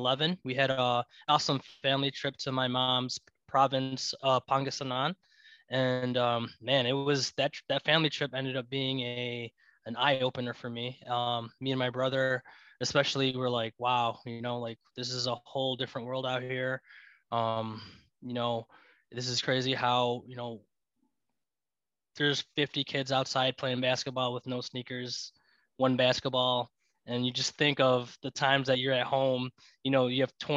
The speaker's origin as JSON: {"language": "English", "town": "Glendale Heights", "region": "Illinois", "country": "United States", "tie": "born or raised there", "also_born_or_lived": "Chicago, Illinois", "said": "I grew up in Glendale Heights, Illinois. Currently living in Chicago, Illinois."}